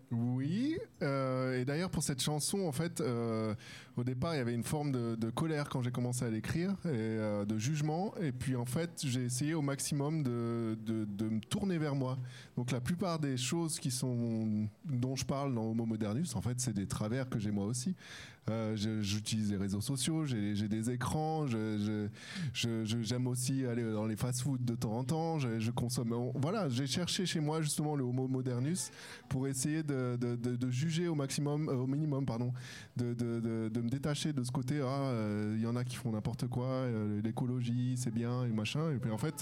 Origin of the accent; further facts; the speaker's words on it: France; first language French; moved away as an adult; now in Switzerland; je suis français